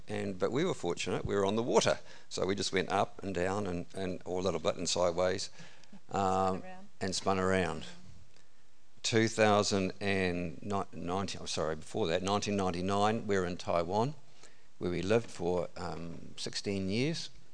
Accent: Gore, Southland, New Zealand; now in Warkworth, New Zealand; I was born in Southland, Gore. is where I grew up.

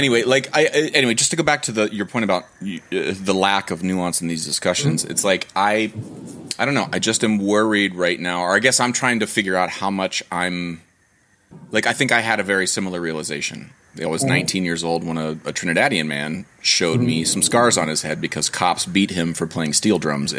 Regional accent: Ohio, United States; I grew up in a very small town, like a very small rural town in Ohio

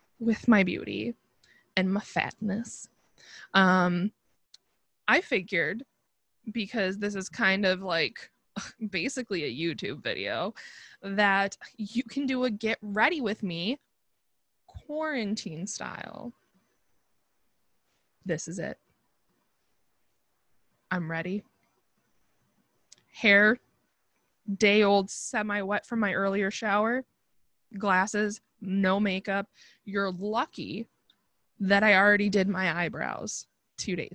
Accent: Buffalo, New York, United States; I'm from Buffalo

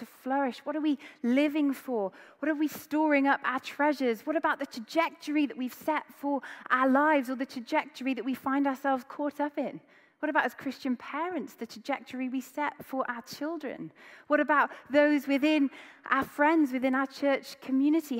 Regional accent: Wales, United Kingdom; I grew up in Wales

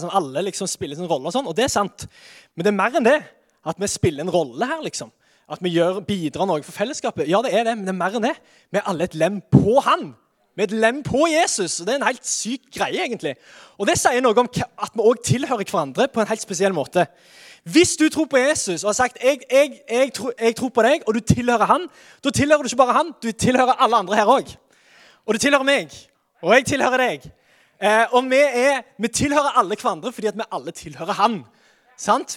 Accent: Sandnes, Rogaland, Norway; Jeg er fra Sandnes, født og oppvokst, alltid bodd her

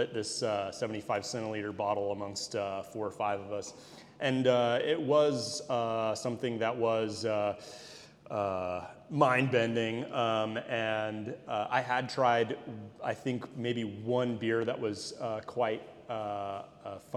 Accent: Austin, Texas, United States; now in Brussels, Belgium; I'm from Austin, Texas

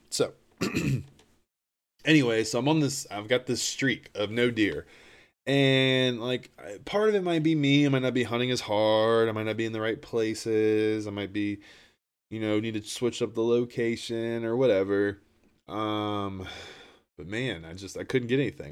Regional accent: Appalachia, United States; I'm from Appalachia.

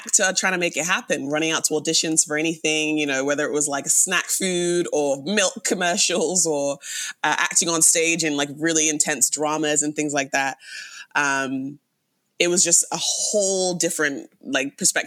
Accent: London, United Kingdom; now in Canada; Born and raised in London, England. I've lived in Canada for almost 16 years.

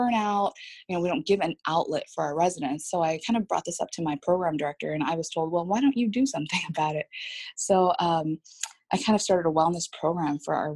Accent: San Jose, California, United States; moved away as an adult; also born or lived in Washington State; now in Columbus, United States; I'm from California. I was brought up there from the San Jose area

